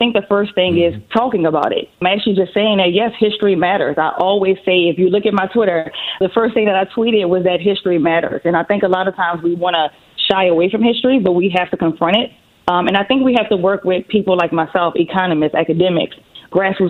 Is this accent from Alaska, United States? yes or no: no; New Orleans, Louisiana, United States; I'm from New Orleans. So that's where the beautiful accent comes from